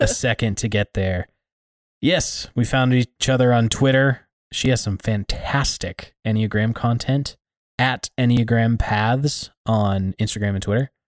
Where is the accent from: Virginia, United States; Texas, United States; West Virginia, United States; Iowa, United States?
Iowa, United States; I grew up in Iowa, so the tornado alley